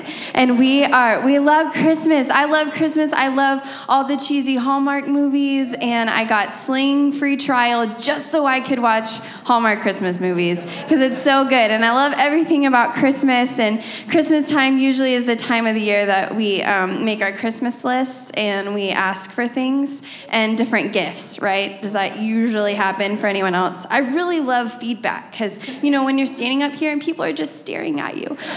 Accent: Texas, United States; moved away; I'm from Texas

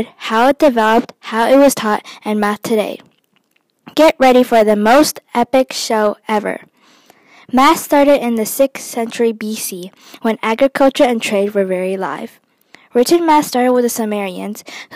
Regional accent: Michigan, United States; I am from Michigan

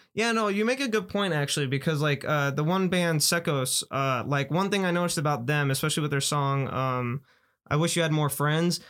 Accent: Las Vegas, Nevada, United States; we're the first generation of like real kids to like really come out of Vegas

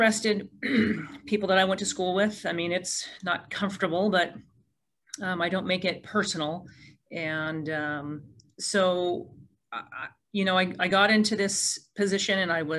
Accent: Port Orchard, Washington, United States; this community where I was not born, but I was raised here in Port Orchard. I've lived here for over 45 years

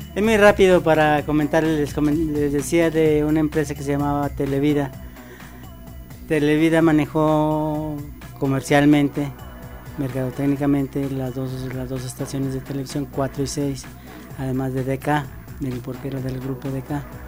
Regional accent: Veracruz, Mexico; soy veracruzano

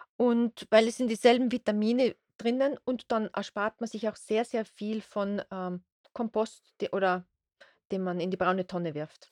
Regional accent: Austria; bei uns in Österreich

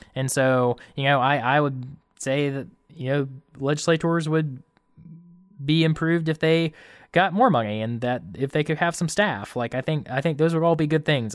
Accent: Camden County, Georgia, United States; moved away; I'm from Camden County originally.

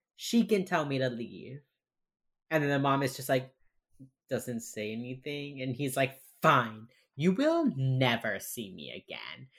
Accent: Miami, Florida, United States; accent: Miami; my fucking Miami accent

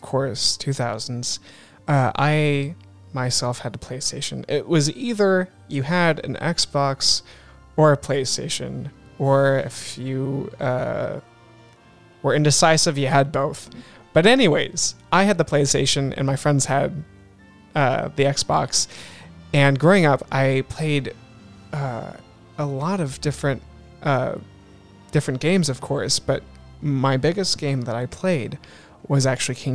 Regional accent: Alaska, United States; moved away; growing up in Alaska, actually, which is where I was living for 8 years.

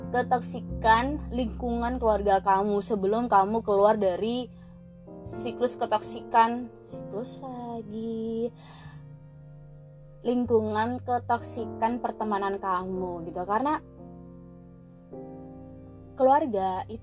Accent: Surabaya, East Java, Indonesia; malu ya aku orang Jawa aku orang Surabaya

